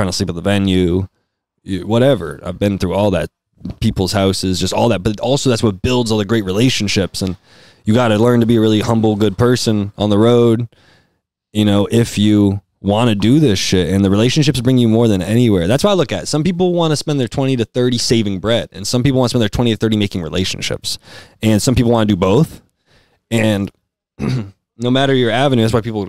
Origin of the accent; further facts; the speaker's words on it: Amherst, Massachusetts, United States; also born or lived in Cambridge, Massachusetts / Arlington, Massachusetts / Needham, Massachusetts; I grew up in Boston, like, not Boston, I always say that, you know, like a regular Mass hole, but I grew up in like Cambridge and Arlington and Needham, but went to Cambridge Friends School growing up when I was a little kid and moved out to Amherst